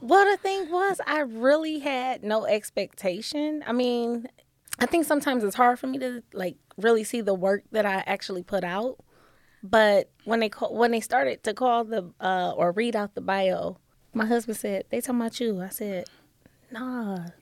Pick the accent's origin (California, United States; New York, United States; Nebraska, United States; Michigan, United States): Michigan, United States; Detroit; moved away as an adult; now in Toledo, United States; I am originally from Detroit, Michigan